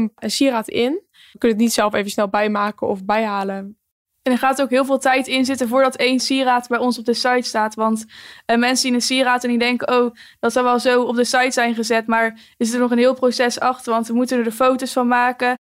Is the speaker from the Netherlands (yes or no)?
yes; Empel, North Brabant, Netherlands; bij ons in het dorp